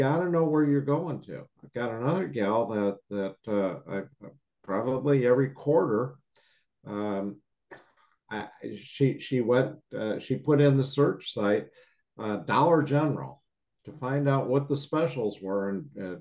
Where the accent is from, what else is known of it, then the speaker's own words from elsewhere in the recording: Chicago, Illinois, United States; moved away; I'm from the Midwest